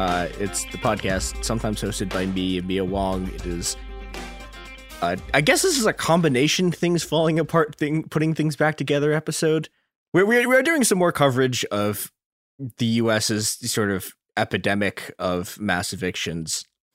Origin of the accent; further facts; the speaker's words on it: Chicago, Illinois, United States; a terrifying and unfortunate product of my hometown, Chicago.